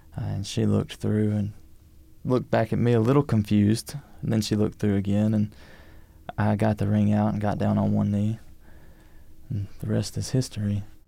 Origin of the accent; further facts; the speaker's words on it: Jacksonville, Alabama, United States; now in Birmingham, United States; I'm from Jacksonville